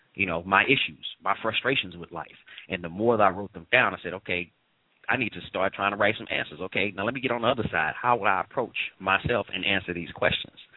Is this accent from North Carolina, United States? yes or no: no; St. Louis, Missouri, United States; moved away; St. Louis originally, St. Louis, Missouri.